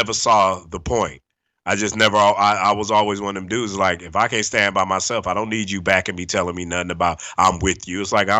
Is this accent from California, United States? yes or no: yes; Los Angeles, California, United States; Well, there are gangs in the valley. You got to remember, we have Pacoima out here